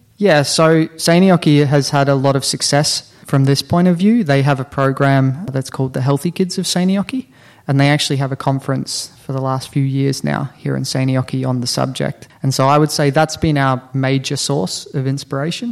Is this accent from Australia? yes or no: yes; Australia; moved away as an adult; also born or lived in New Zealand; now in Finland; originally from New Zealand, born and raised in Australia, and been living in Finland for about six years now.